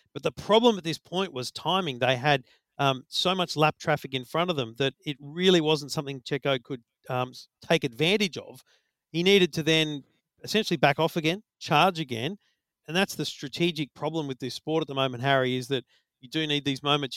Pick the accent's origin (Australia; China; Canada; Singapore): Australia; as an Aussie